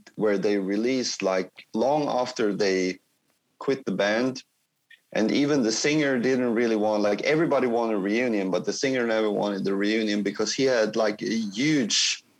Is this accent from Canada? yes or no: no; Kristinehamn, Värmland, Sweden; my hometown, Kristinehamn, is that it's like Stockholm is like big. It's like 1,500,000 people, like 1.5 million or something. But my town is like 20,000. It's like really small.